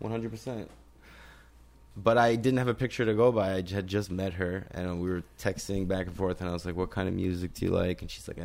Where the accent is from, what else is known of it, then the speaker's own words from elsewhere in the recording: New York, United States; I'm a New Yorker. I live in a New York